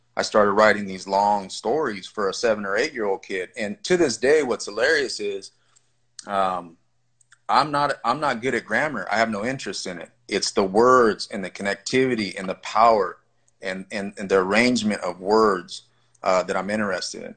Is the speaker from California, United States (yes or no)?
yes; California, United States; I grew up in the Vadio homes in California, Califas